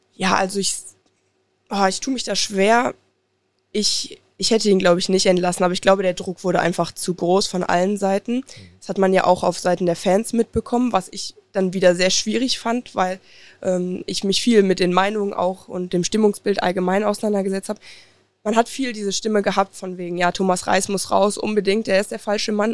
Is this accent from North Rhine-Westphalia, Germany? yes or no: yes; Oberhausen, North Rhine-Westphalia, Germany; Ich komme aus Oberhausen, also gar nicht weit von hier